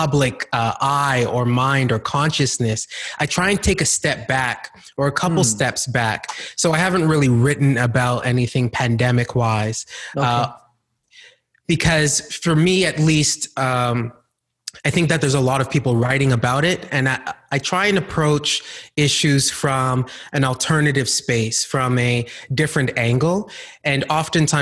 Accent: Calgary, Alberta, Canada; also born or lived in Ghana; I grew up partly in Calgary, Alberta, and the other part of my childhood, I grew up in Ghana, West Africa

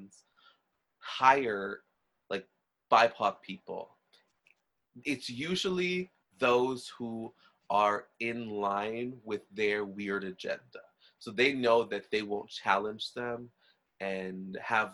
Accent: Trinidad & Tobago; I'm Trinidadian, right? So Trinidad's a little different, but from being like Black and Indian

